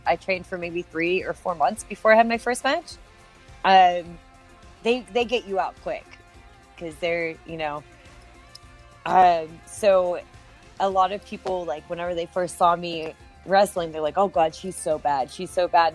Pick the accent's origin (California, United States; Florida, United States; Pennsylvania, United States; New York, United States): Pennsylvania, United States; Pittsburgh; moved away as an adult; my hometown of Pittsburgh, PA